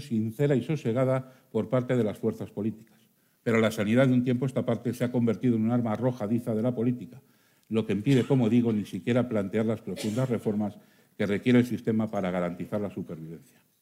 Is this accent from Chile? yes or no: no; Burgos, Castile and León, Spain; como castellano y leonés, como burgalés y como médico